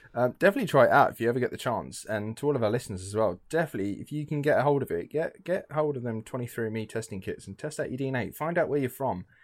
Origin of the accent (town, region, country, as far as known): England, United Kingdom